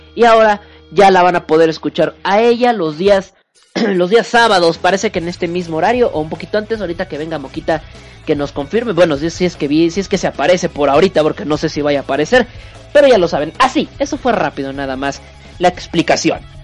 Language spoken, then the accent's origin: Spanish; northern Mexico, Mexico; Soy norteño, que es diferente